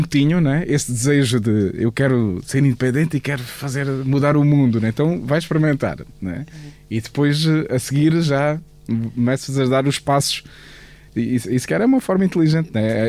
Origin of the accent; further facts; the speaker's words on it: Portugal; somos portugueses